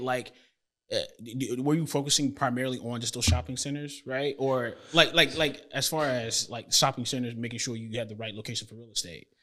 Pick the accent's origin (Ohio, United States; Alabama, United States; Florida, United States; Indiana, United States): Florida, United States; Tampa; moved away as an adult; now in Houston, United States; I grew up in Florida